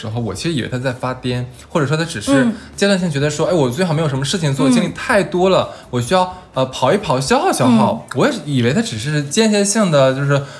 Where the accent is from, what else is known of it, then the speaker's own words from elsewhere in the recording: Northeast China, China; 那作为东北人，那你就是我们的灵魂和 DNA 里面，其实有一个运动是